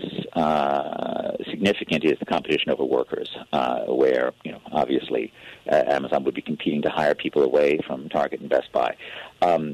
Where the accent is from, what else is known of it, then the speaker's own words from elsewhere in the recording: New York City, New York, United States; when I was a kid growing up in New York City